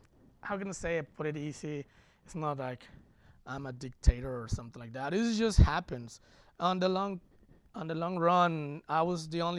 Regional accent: Mexico; now in United States; coming from Mexico

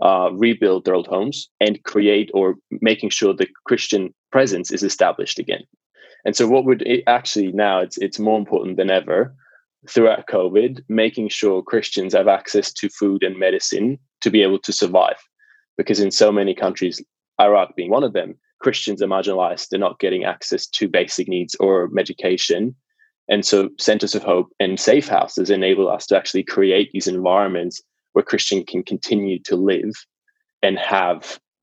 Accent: Basel, Basel-Stadt, Switzerland; English is a second language; moved away as an adult; now in Australia; I was born in Basel in Switzerland, in the beginning.

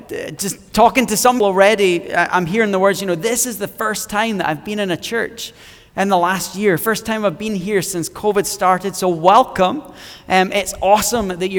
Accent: Scotland, United Kingdom; moved away; I'm originally from Scotland, hence why I talk way better than everyone else.

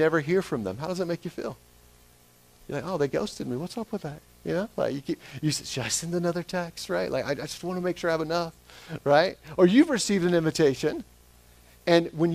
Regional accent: Smyrna, Georgia, United States; moved away; Smyrna, Georgia, where I'm born and raised there

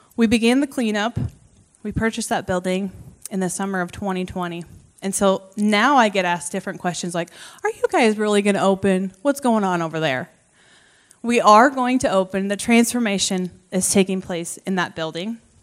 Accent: Creston, Iowa, United States; I grew up around Creston, and so it's kind of what I would consider to be my hometown.

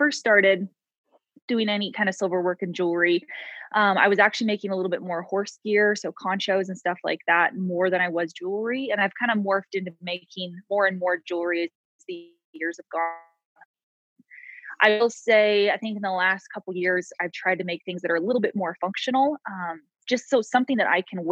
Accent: Coalinga, Central California, United States; moved away as an adult; also born or lived in Bozeman, Montana; now in Frenchglen, United States; I was actually born and raised in Central California. Kalinga is the name of the town. So it's pretty much halfway between LA and San Francisco

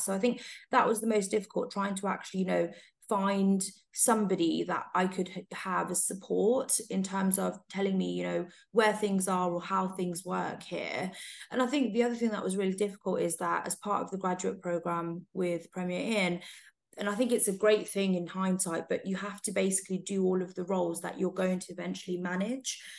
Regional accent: Coventry, West Midlands, United Kingdom; moved away as an adult; also born or lived in London; I grew up in Coventry and I went to Warwick University

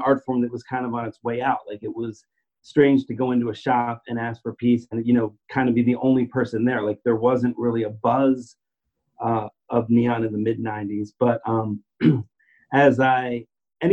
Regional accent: Philadelphia, Pennsylvania, United States; I grew up in Philadelphia

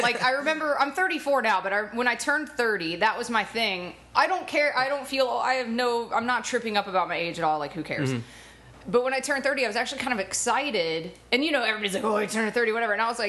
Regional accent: Atlanta, Georgia, United States; now in Los Angeles, United States; I am from Atlanta, Georgia, originally.

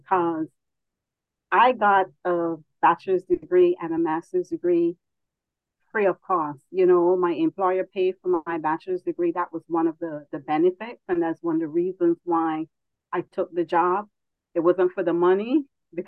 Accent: Barbados; now in United States; growing up in Barbados

